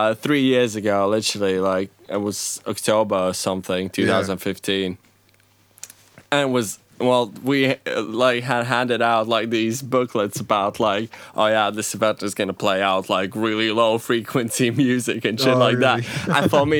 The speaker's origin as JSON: {"language": "English", "country": "Latvia"}